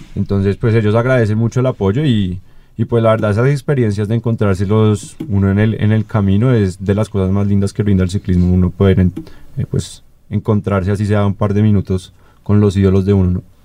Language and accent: Spanish; Colombia; para nosotros como colombianos